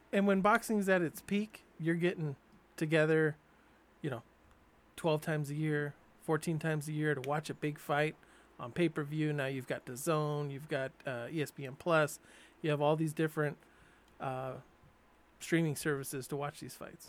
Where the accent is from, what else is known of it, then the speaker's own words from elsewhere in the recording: San Diego, California, United States; growing up in San Diego, I was, you know, still a Dodger fan